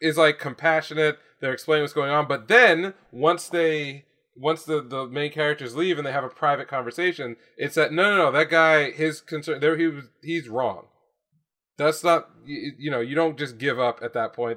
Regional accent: United States; my experience as an American

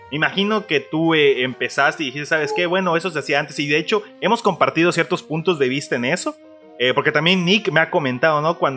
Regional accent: Mexico; somos mexicanos, vamos a querer taquitos en cualquier momento

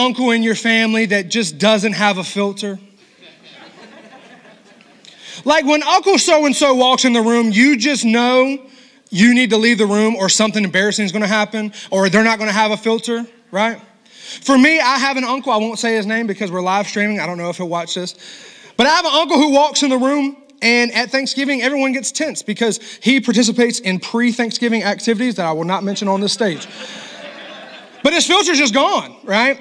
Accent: the South, United States; I'm from the South. My mama was a Southern cook

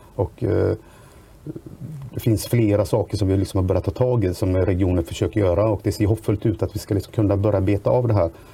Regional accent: Grästorp, Västra Götaland, Sweden; Jag kommer från Grästorps kommun, världens bästa kommun

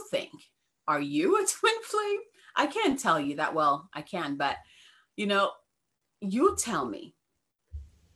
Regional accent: Ghana; now in United States; I was born and raised in Ghana

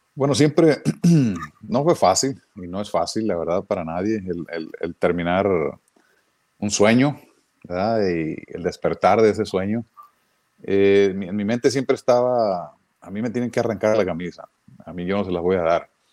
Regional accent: Mexico; moved away; como mexicano

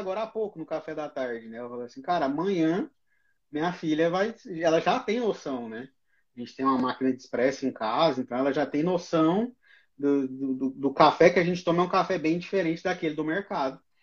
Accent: Goiás, Brazil; now in Criciúma, Brazil; Eu sou de Goiás, mas estou aqui em Criciúma também.

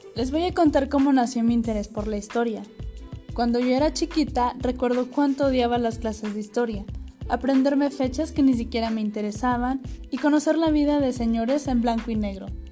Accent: Ciudad Acuña, Coahuila, Mexico; nací en una ciudad pequeñita llamada Ciudad Acuña, Coahuila

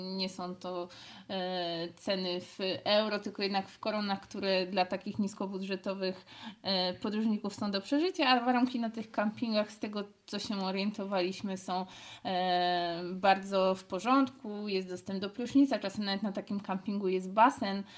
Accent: Cieszyn, Silesian Voivodeship, Poland; jesteśmy z Cieszyna

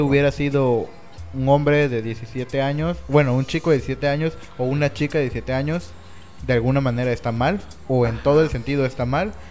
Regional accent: Mexico; Nosotros mismos como mexicanos

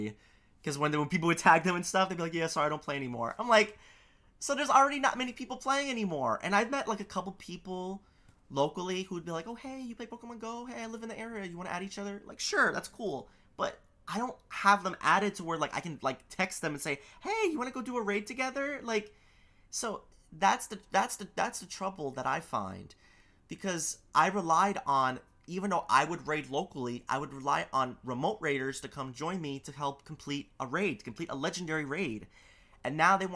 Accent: New York City, New York, United States; I live in Queens. I'm a New Yorker

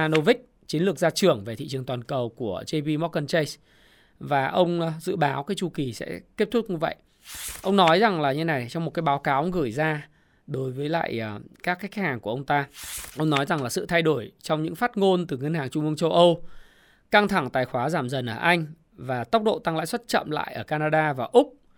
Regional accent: Ha Long, Quang Ninh, Vietnam; Quảng Ninh, Hạ Long quê tôi

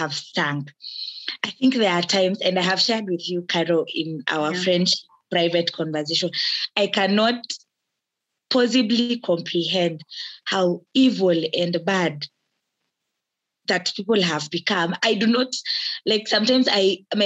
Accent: Kenya; I am a Kenyan and an active citizen

